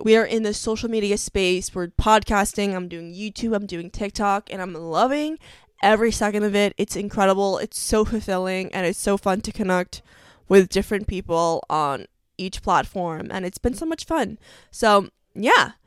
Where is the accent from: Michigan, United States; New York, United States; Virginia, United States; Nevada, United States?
New York, United States; I'm from New York